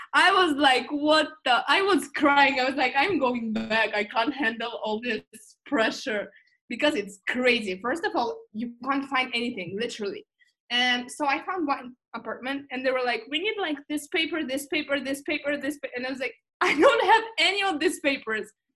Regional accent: Moscow, Russia; also born or lived in Geneva, Switzerland / Madrid, Spain / United Kingdom; now in Los Angeles, United States; I was born and raised in Moscow

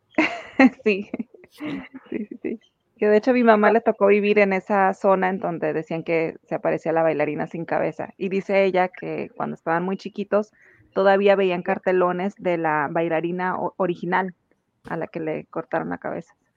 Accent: Tijuana, Baja California, Mexico; todas las personas que somos originarias de Tijuana

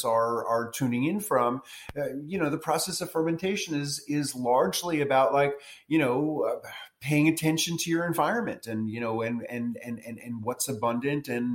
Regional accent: New York City, New York, United States; moved away as an adult; also born or lived in rural Tennessee; now in Tennessee, United States; I moved from New York City, where I was born and grew up, to rural Tennessee

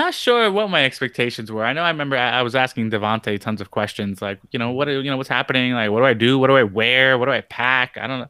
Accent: New York City, New York, United States; I grew up in New York City, and I grew up in a predominantly Spanish neighborhood. I grew up in Ridgewood. I went to school in Grover, Cleveland, and Ridgewood, Queens, which is borderline Brooklyn, Bushwick. So predominantly Puerto Rican, Dominican, and, different Hispanic and Latin cultures.

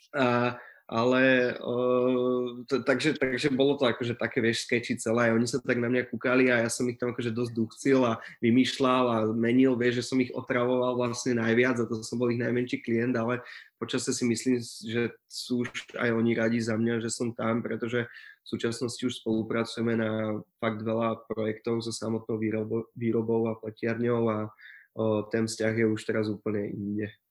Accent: Prievidza, Trenčín Region, Slovakia; also born or lived in Brno; ja som z Prievidze

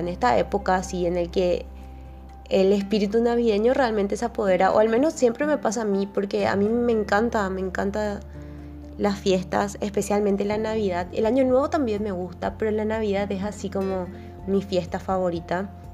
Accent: Paraguay; nosotros como paraguayos, o sea, nuestra familia es así súper numerosa siempre

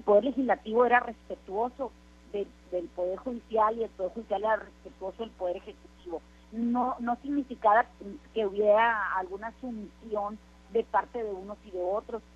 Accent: Mexico

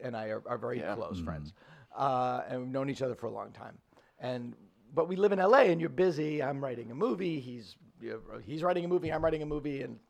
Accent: Boston, Massachusetts, United States; Boston is, I'm from Boston.

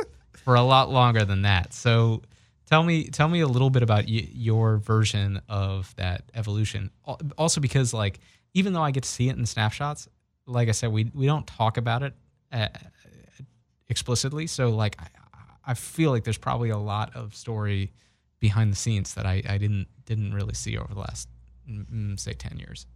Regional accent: Brookline, Massachusetts, United States; growing up in Brookline

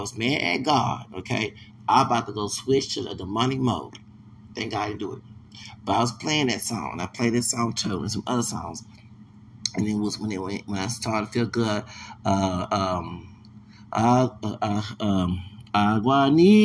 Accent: Texas, United States; moved away; also born or lived in Louisiana / Alabama / Maricopa County, Arizona; I'm a Texan

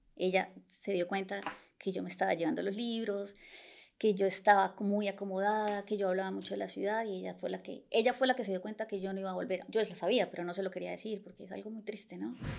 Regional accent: Bucaramanga, Santander, Colombia; moved away as an adult; also born or lived in Bogotá, Colombia; now in Barcelona, Spain; en Colombia soy de Bucaramanga

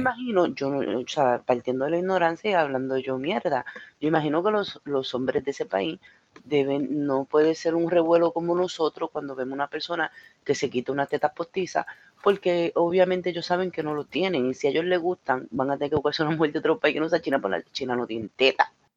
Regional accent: Puerto Rico; moved away; en mi país

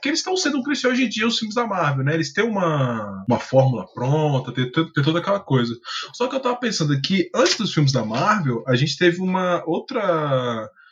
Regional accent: Brazil; sou brasileiro

